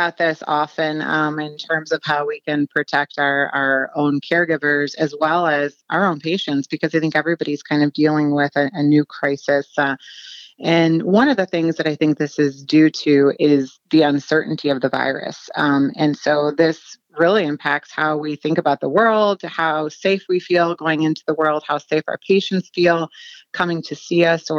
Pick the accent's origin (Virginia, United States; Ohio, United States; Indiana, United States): Ohio, United States; I would say I'm from Southern Ohio, but have kind of been all over the place, trained in Atlanta and in New York.